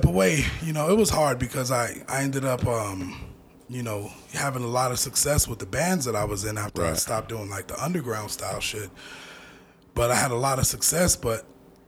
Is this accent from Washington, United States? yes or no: no; Denver, Colorado, United States; I was born in the Gloville Projects in that bottom room